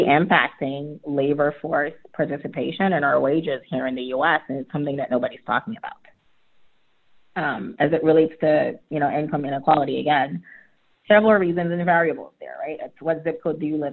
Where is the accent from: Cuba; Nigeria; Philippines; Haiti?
Haiti; now in Atlanta, United States; I'm an immigrant. I was born and raised in Haiti. My parents moved to the U.S.